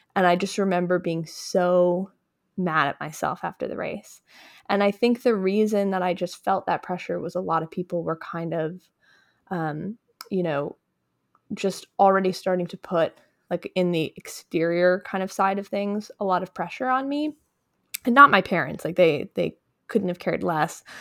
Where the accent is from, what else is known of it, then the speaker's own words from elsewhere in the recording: Westchester County, New York, United States; I grew up in Westchester County, which is just north of New York City.